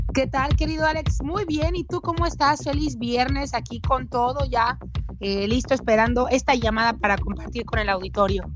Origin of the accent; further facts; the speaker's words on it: Mexico; como mexicana